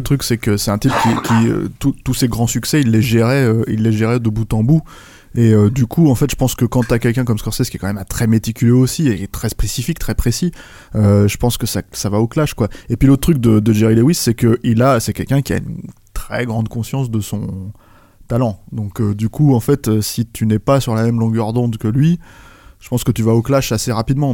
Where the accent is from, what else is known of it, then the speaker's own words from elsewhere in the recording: France; nous en tant que Français